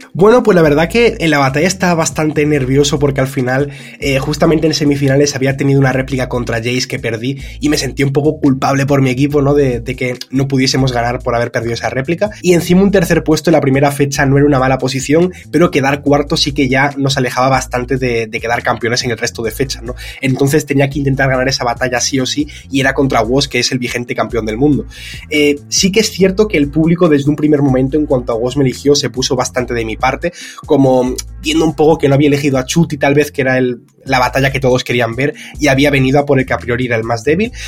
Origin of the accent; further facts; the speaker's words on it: Spain; soy de España